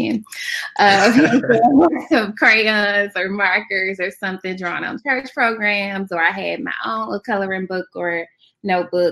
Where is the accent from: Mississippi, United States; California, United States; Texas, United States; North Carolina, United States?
Mississippi, United States; Fayette; also born or lived in Jackson, Mississippi; I am from Fayette, Mississippi